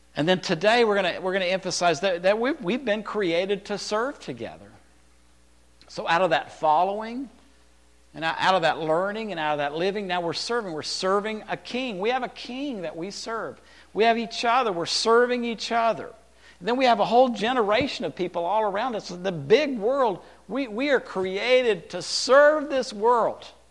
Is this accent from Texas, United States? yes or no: yes; Texas, United States; also born or lived in California; I lived in Texas. I was born in California